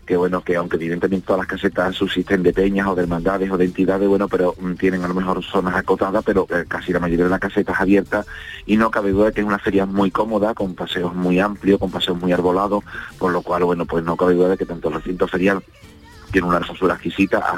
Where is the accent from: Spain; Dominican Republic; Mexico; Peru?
Spain; Andalusia; yo como andaluz, que yo siempre he sido una persona que he vivido muchas ferias, siempre he hecho Sevilla, Jerez, el puerto y siempre acabo en el Rocío.